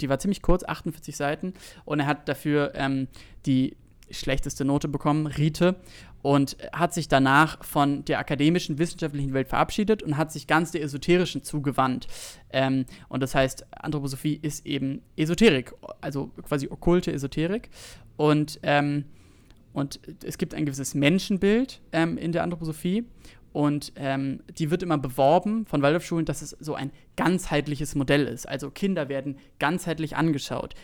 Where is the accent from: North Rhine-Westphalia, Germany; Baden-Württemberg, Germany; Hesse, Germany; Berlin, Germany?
Berlin, Germany; ich bin aus Berlin, so aus, aus Zehlendorf